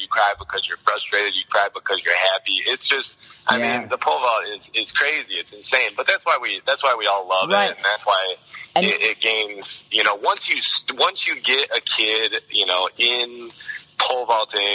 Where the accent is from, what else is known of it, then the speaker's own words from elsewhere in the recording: Naperville, Illinois, United States; also born or lived in Alabama; back up to, Naperville and back to my hometown.